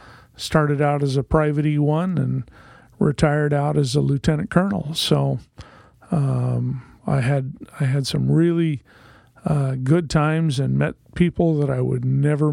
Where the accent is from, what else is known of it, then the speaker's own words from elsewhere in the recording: Corvallis, Oregon, United States; also born or lived in Salem, Oregon; now in Portland, United States; I was born and raised in Corvallis, Oregon. I went to elementary school, junior high school, and college in that town. That's where I met my wife. We moved from Corvallis